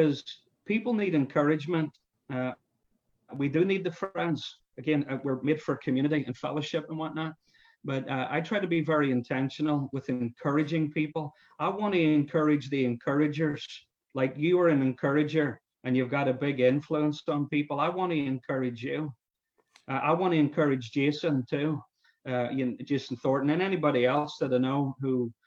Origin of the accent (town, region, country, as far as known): Ireland; now in United States